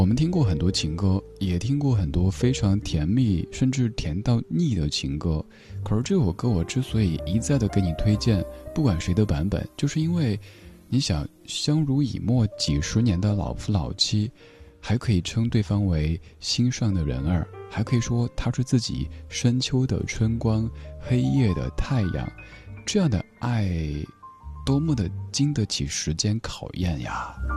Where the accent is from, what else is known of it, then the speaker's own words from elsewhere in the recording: Chengdu, Sichuan, China; 我家乡成都